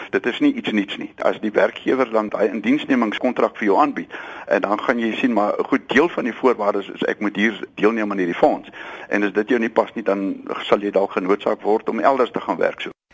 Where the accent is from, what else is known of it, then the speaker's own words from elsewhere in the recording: South Africa; ons as Suid-Afrikaners